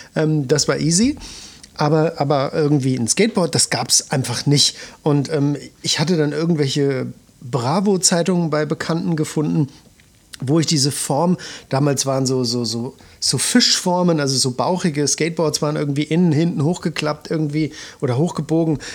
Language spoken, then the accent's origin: German; Suhl, Thuringia, Germany; moved away; ich komme ganz ursprünglich mal aus Suhl